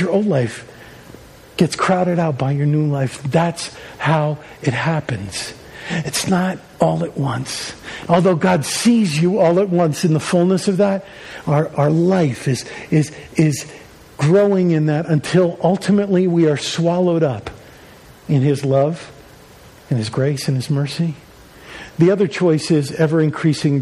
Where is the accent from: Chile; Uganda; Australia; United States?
United States; Long Island, New York; I grew up on Long Island